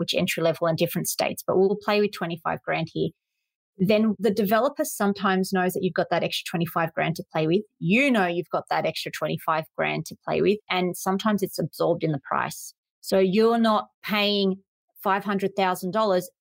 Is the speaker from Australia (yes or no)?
yes; Sydney, New South Wales, Australia; I'm from Sydney, let's just say Parramatta.